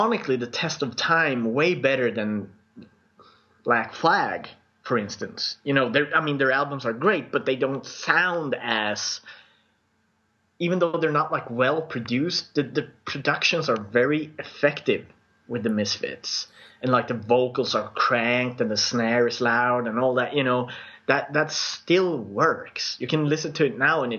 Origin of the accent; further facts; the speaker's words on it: Sweden; accent: Swedish; English is a second language; my Swedish accent